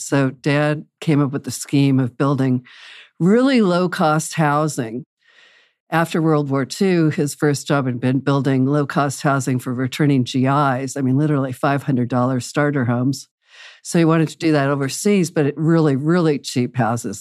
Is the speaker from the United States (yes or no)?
yes; Wichita, Kansas, United States; I was raised in Wichita, Kansas.